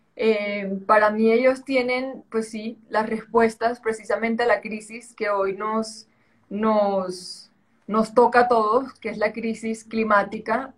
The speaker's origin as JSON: {"language": "Spanish", "town": "Santa Marta", "region": "Magdalena", "country": "Colombia", "tie": "born or raised there", "also_born_or_lived": "Bogotá / Spain", "accent": "costeño", "moved": "yes", "said": "Yo nací en Bogotá, pero muy, muy pequeñita, a los tres o seis meses, no recuerdo, obviamente no recuerdo, pero no recuerdo lo que me dijo mi mamá si era a los tres o a los seis. Eh, me fui a vivir a Santa Marta, ahí crecí"}